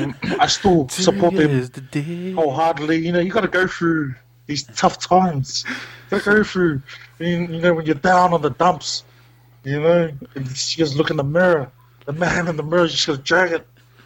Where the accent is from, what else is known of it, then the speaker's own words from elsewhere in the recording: Gold Coast, Queensland, Australia; I'm actually from the Gold Coast.